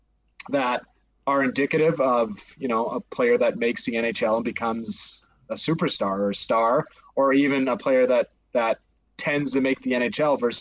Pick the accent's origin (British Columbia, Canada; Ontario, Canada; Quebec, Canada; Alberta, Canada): Alberta, Canada; Calgary; I'm from Calgary, so kind of grown up a Flames fan.